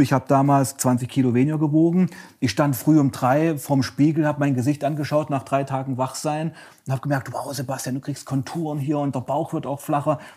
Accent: Saxony, Germany; also born or lived in Weißenfels, Saxony-Anhalt / Leipzig; Ich komme aus Sachsen

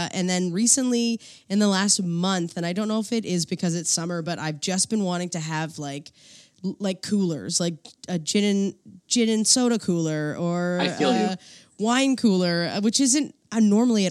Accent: New Brunswick, Canada; moved away; I'm from New Brunswick

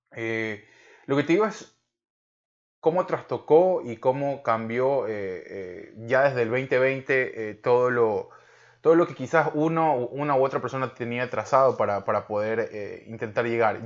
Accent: Ecuador; moved away as an adult; now in California, United States; porque somos ecuatorianos, vivimos hasta hace muy poco en Ecuador

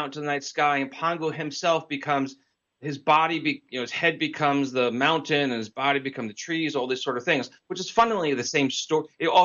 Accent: New York area, United States; I grew up in the New York area

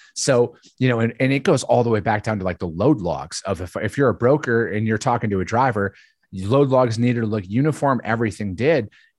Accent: Wisconsin, United States; I'm from Northern Wisconsin originally.

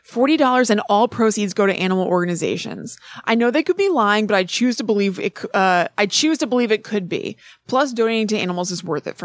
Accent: Connecticut, United States; Like you, I'm from Connecticut, and I grew up with them as a hometown phenomenon.

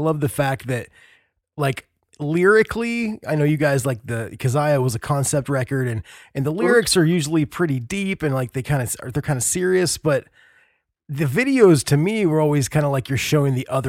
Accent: Indiana, United States; I'm from Indiana.

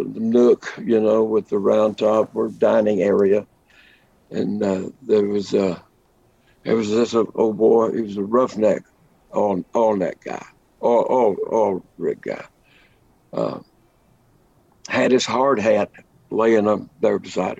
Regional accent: Lubbock, Texas, United States; also born or lived in Fort Worth, Texas; I grew up in Lubbock, Texas, home of the Plains, Llano Estacado, as the Spaniards called it

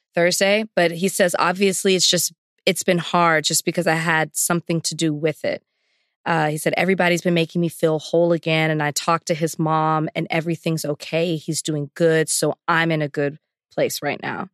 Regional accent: the South, United States; also born or lived in Texas; the culture that I grew up in in the South

